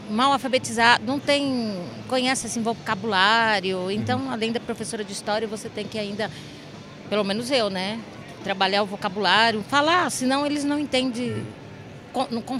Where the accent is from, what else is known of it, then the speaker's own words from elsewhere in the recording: Pereira Barreto, São Paulo, Brazil; eu sou de Pereira Barreto, eu estudei em Pereira Barreto, Guararapes.